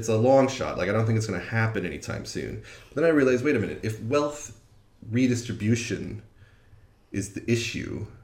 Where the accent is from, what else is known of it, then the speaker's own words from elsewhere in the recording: United States; moved away as an adult; also born or lived in Wisconsin; now in London, United Kingdom; I'm an American